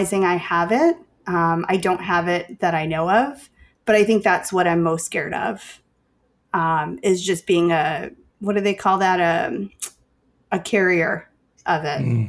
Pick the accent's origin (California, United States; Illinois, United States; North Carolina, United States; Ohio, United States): Illinois, United States; Chicago; I'm from Chicago